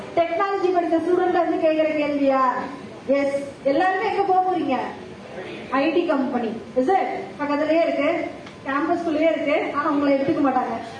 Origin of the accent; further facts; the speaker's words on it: Coimbatore, Tamil Nadu, India; moved away as an adult; also born or lived in Chennai; நான் கோயம்புத்தூர்லயே பிறந்து வளர்ந்தவங்க